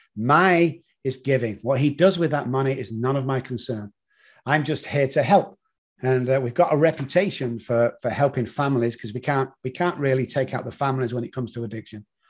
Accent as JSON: {"language": "English", "town": "Manchester", "region": "North West England", "country": "United Kingdom", "moved": "as an adult", "lives_now": "San Antonio, United States", "said": "Originally, as you can tell from the accent, from Manchester in the United Kingdom"}